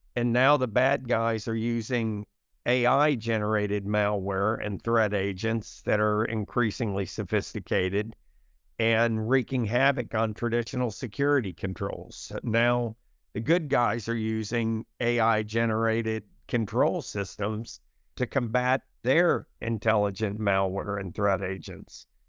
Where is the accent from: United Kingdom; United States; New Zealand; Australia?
United States; I had a fantastic childhood growing up in America in the sixties and the seventies